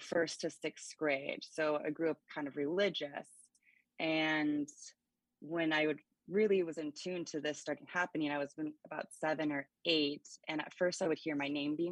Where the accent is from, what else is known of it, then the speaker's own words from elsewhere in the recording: Gig Harbor, Washington, United States; I grew up in Gig Harbor